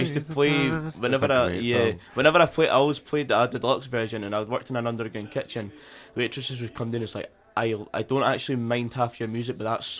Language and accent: English; Fairland, Scotland, United Kingdom; I'm from Fairland